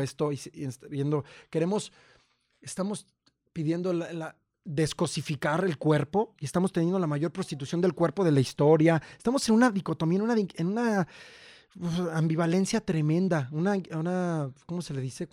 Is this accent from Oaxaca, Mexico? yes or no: no; Purísima del Rincón, Guanajuato, Mexico; moved away; also born or lived in Mexico City / San Cristóbal de las Casas, Chiapas; yo soy de, de Purísima del Rincón y yo me fui a México sin nadie